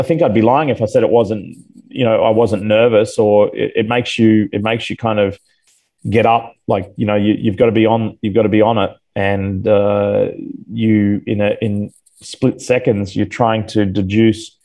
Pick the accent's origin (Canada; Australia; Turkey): Australia; moved away as an adult; also born or lived in Atlanta, Georgia; now in United States; I'm an American citizen, but I'll never lose my Australian roots